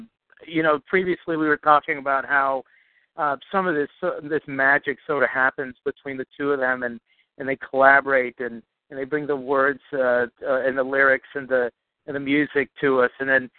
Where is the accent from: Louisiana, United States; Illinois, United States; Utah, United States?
Louisiana, United States; New Orleans; I was raised in New Orleans. I come from a very Dixieland melded with Latin rhythms kind of a background